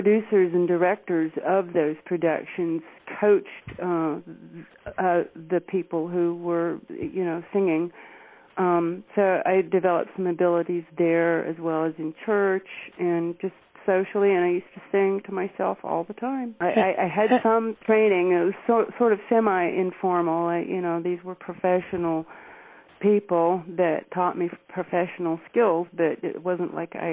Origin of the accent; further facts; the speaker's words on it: Chapel Hill, North Carolina, United States; I grew up in Chapel Hill, North Carolina. I'm a local girl down there